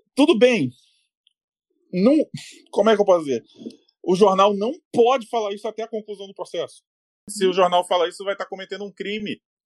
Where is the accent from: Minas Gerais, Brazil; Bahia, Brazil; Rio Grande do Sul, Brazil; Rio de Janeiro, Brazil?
Rio de Janeiro, Brazil; moved away as an adult; now in São Paulo, Brazil; eu sou carioca. Em dois mil e seis, eu estava no Rio de Janeiro, tá? Nessa época que eu moro em São Paulo hoje